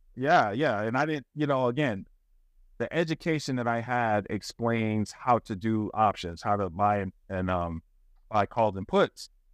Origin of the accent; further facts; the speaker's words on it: the South, United States; I was raised in the South, you know, I, I, I didn't grow up in Italy